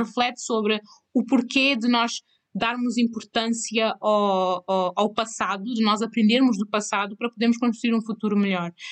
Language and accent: Portuguese; Cape Verde; moved away; eu também nasci em Cabo Verde. E nasci em Cabo Verde. Eu cresci em Cabo Verde